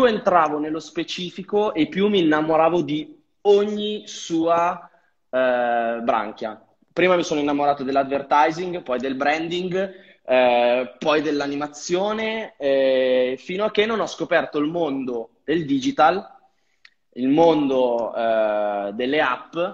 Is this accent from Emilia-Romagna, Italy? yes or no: no; Vigevano, Lombardy, Italy; Allora, io vengo da una mm, piccola cittadina tra Pavia e Milano, sono di Vigevano, al di qua del Ticino, però infatti sono dentro a Pavia.